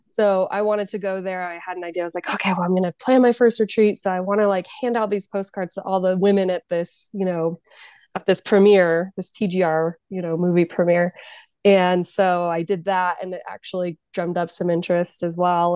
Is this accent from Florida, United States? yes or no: no; Jackson, California, United States; also born or lived in San Francisco / Denver; I'm from Jackson, California, which is a small rural town. So I grew up and my home ski mountain is Kirkwood